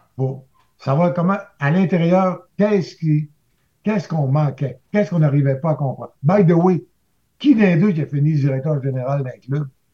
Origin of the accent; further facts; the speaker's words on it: Saint-David-de-Falardeau, Quebec, Canada; moi, je venais de Falardeau